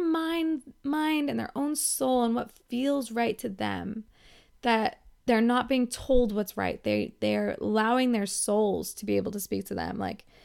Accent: United States; We're American women.

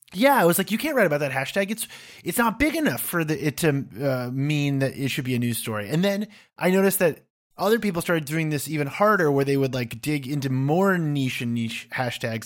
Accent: United States; moved away as an adult; also born or lived in United Kingdom; as an American who's lived over there

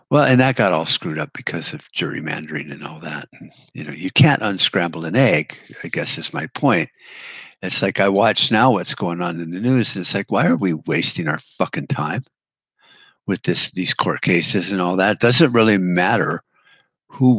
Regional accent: United States; We, as American people

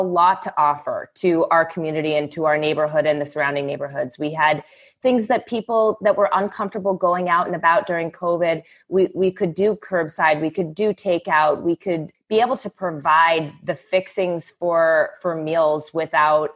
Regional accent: East Coast, United States; moved away as an adult; also born or lived in New York; growing up on the East Coast

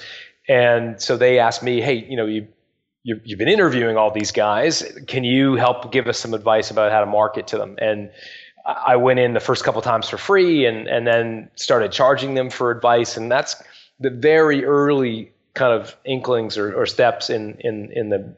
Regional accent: Canada; also born or lived in England; I was born there, and I moved when my parents were 5. I moved when I was 5, and my parents moved us as a family. They emigrated

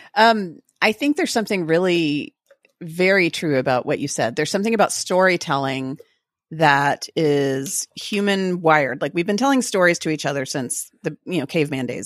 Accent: Texas, United States; we like to co-opt everything and be kind of obnoxious about being Texan

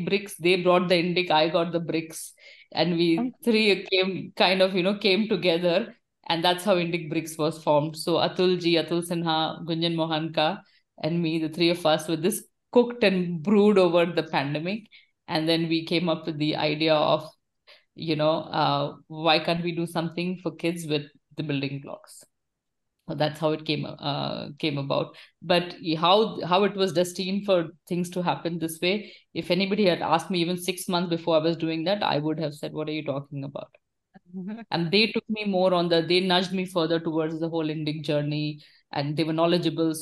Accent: Kolkata, West Bengal, India; moved away as an adult; also born or lived in United States / Switzerland / France; now in Bangalore, India; I am born and brought up in India, in Calcutta, in fact.

